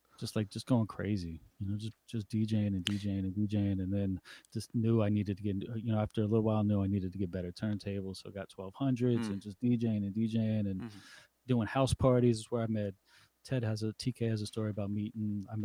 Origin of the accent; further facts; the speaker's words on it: Montgomery County, Maryland, United States; I grew up in Montgomery County.